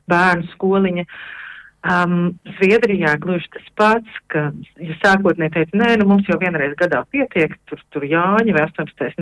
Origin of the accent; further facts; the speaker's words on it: Latvia; also born or lived in Sweden; now in Netherlands; esam visi latvieši neatkarīgi no tā, kur mēs dzīvojam